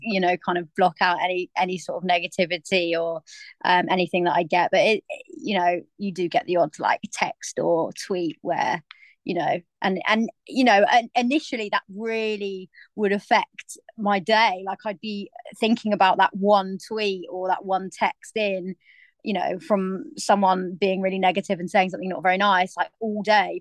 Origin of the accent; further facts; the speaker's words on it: Cornwall, South West England, United Kingdom; now in London, United Kingdom; I grew up in Cornwall where there's literally nobody